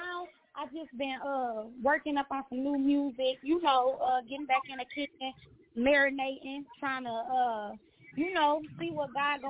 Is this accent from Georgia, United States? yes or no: no; Detroit, Michigan, United States; moved away; I'm from Michigan. I'm from Detroit.